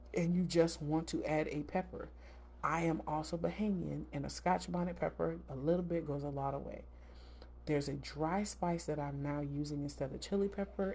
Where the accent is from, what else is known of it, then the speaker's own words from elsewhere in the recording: the South, United States; I grew up in the South